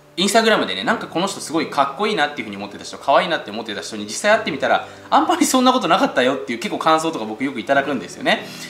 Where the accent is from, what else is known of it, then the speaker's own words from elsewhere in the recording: Japan; 僕たち日本に生まれてね